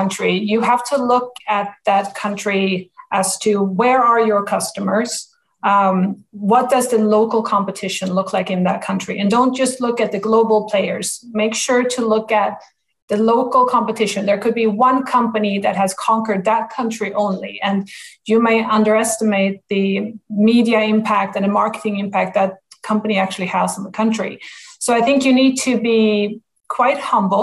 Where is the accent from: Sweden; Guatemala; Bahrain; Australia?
Sweden; moved away as an adult; also born or lived in New York City, United States; now in Texas, United States; I'm born and raised in Sweden.